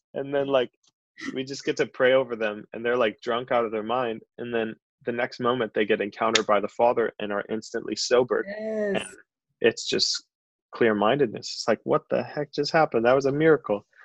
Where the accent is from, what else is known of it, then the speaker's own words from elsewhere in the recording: Chicago, Illinois, United States; moved away as an adult; also born or lived in Santa Barbara, California; now in Isla Vista, United States; I'm originally from Chicago, but um, I moved out here five years ago for a job at a software company